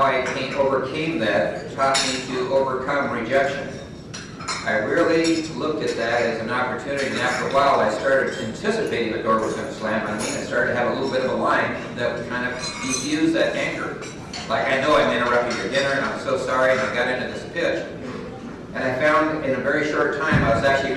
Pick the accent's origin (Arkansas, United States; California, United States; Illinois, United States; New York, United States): California, United States; I'm from California